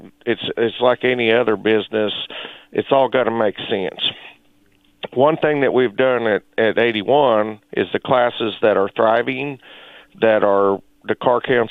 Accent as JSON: {"language": "English", "town": "Chanute", "region": "Kansas", "country": "United States", "tie": "born or raised there", "said": "I grew up in Chanute, and my father raced at Humboldt Speedway when I was a kid"}